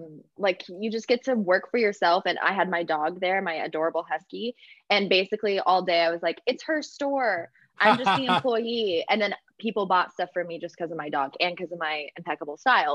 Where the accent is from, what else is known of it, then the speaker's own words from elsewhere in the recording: Oklahoma City, Oklahoma, United States; moved away as an adult; Yet I grew up really being a hater on my hometown and despising it.